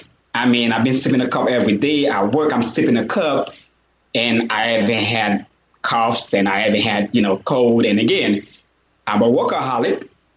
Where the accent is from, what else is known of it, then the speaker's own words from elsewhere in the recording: Jamaica; First of all, I grew up from Jamaica. I grew up around Jamaicans, you know?